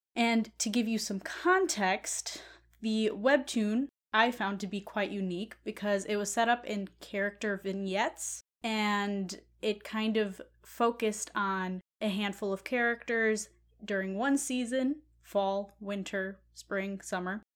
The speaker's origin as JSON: {"language": "English", "country": "United States", "said": "being an American"}